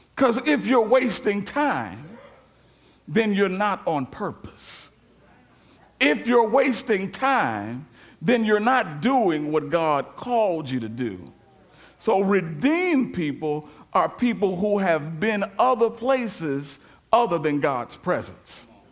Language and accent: English; Memphis, Tennessee, United States; moved away; I spent a lot of years here, but I am from Memphis